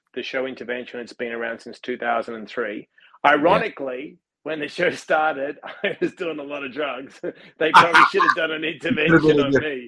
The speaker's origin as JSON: {"language": "English", "country": "Australia", "moved": "yes", "lives_now": "United States", "said": "being Australian"}